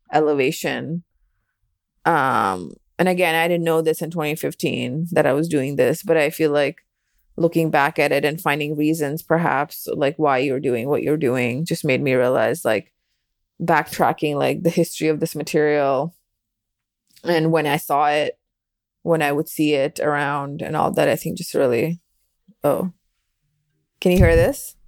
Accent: Delhi, India; moved away; growing up in Delhi

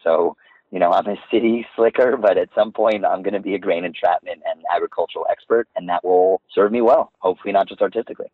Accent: New York City, New York, United States; So uh, I grew up in Manhattan in New York City. I uh, was on the Upper West Side

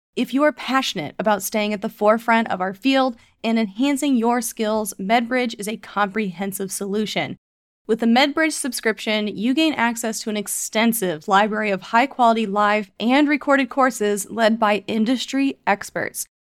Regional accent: Kansas City, Missouri, United States; also born or lived in New York / Iowa; I'm from Kansas City, Missouri. So after I graduated from Columbia, I returned home to Kansas City

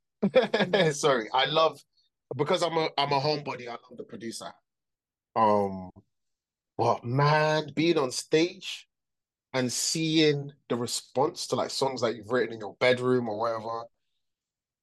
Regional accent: London, United Kingdom; I grew up in London, though

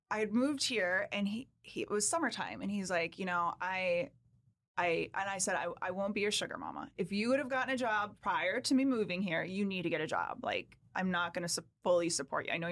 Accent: Wisconsin, United States; I'm a Wisconsin girl. I am a Wisconsin. Midwest farmer's daughter.

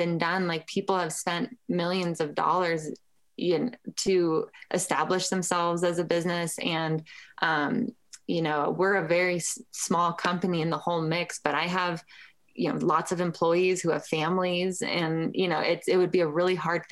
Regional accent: Lafayette, Colorado, United States; started White Label in my hometown. Lafayette is a suburb of Boulder. And I went to the public schools in Boulder.

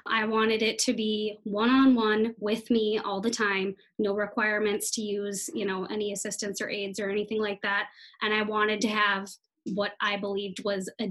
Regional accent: Minnesota, United States; also born or lived in Iowa; I'm from Minnesota

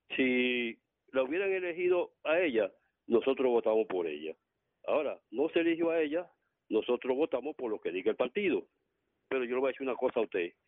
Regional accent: Santo Domingo, Distrito Nacional, Dominican Republic; soy de Villa Francisca

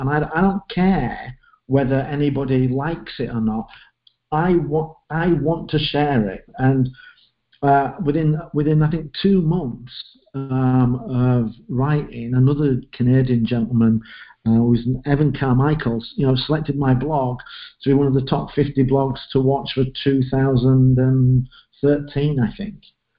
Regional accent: England, United Kingdom; I'm looking and I'm English, and I look at writing and I'm thinking, Dickens, Chaucer, Shakespeare, how the hell can I write?

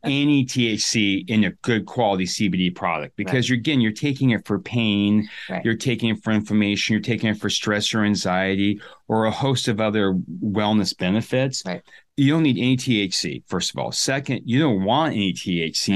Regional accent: Sun Valley, Idaho, United States; I'm from the U.S., right? I'm from Sun Valley, Idaho

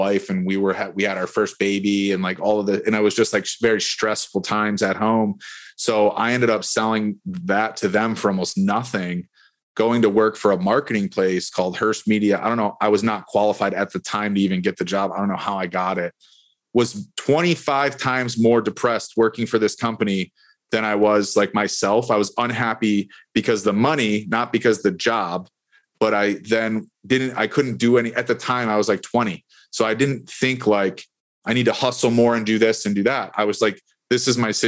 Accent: Buffalo, New York, United States; now in Tampa Bay, United States; I'm from Buffalo, New York.

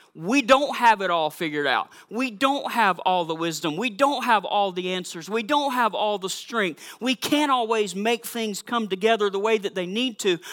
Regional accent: South Georgia, United States; also born or lived in Missouri / Massachusetts; now in Minnesota, United States; I am from South Georgia

